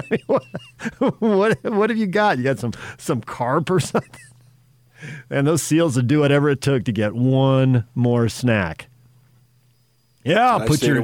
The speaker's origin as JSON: {"language": "English", "town": "San Diego", "region": "California", "country": "United States", "tie": "born or raised there", "moved": "yes", "said": "growing up in San Diego, I went to SeaWorld plenty of times"}